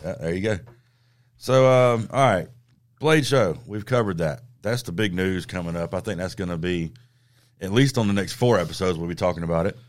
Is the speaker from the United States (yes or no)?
yes; the South, United States; growing up in the South